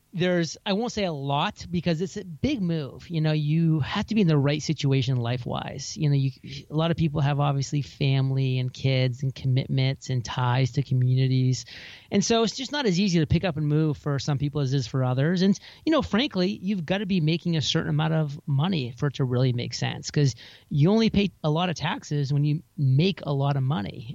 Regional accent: Maine, United States; moved away as an adult; also born or lived in San Diego; now in Puerto Rico; my home state

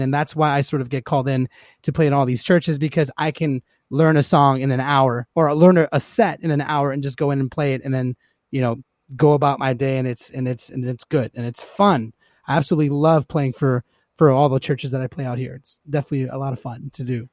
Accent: Los Angeles, California, United States; I grew up, uh, here in Los Angeles, born and raised.

